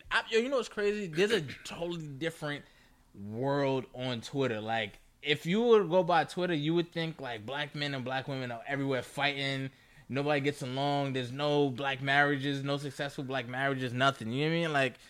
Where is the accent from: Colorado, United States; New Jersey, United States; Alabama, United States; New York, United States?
New York, United States; we're from New York